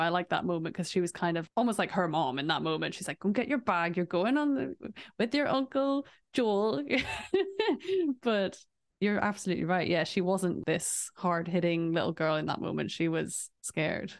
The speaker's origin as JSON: {"language": "English", "region": "England", "country": "United Kingdom", "tie": "born or raised there"}